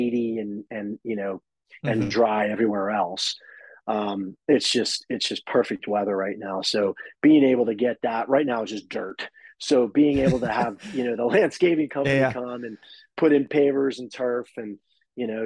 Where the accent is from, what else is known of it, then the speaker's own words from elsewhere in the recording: South Florida, United States; moved away as an adult; also born or lived in Philadelphia / New York; now in Las Vegas, United States; I grew up in South Florida